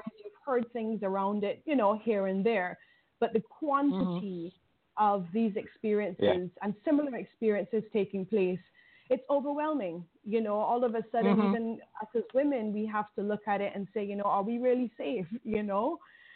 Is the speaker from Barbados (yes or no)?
yes; Barbados; as a young person growing up in Barbados, and I grew up in Heights and Terraces as well.